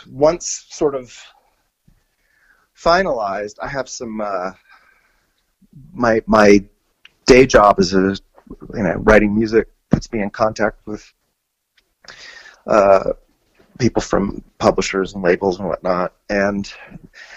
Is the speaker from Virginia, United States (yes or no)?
yes; Annandale, Virginia, United States; moved away as an adult; also born or lived in Springfield, Virginia / Fort Myer, Virginia / Los Angeles; we moved from Springfield to Annandale, which is a little deeper out. Actually, that first we moved to Fort Myer and then to Annandale, and out in Fairfax County, and I joined the band …